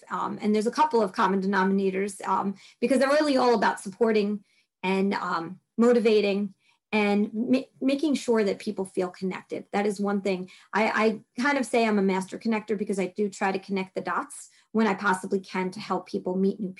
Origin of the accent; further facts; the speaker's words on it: New York City, New York, United States; accent: Brooklyn; my Brooklyn accent comes out every once in a while